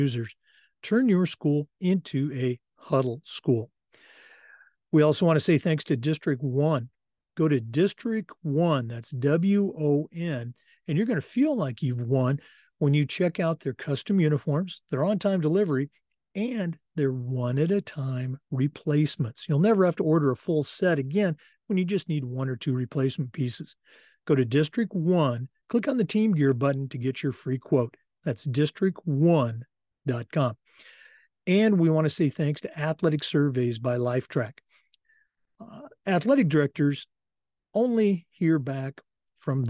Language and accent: English; Oregon, United States; moved away; growing up in Oregon, you knew all about the OSAA